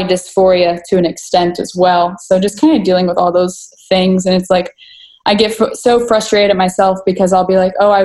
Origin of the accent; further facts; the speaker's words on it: Dallas, Texas, United States; also born or lived in McKinney, Texas; I was born and raised in the Dallas area, so I never really left it